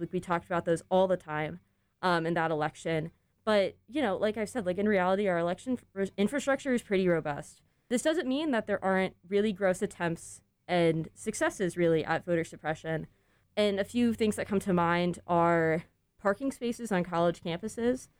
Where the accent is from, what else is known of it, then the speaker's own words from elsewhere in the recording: Jacksonville, Florida, United States; moved away; I grew up outside of Jacksonville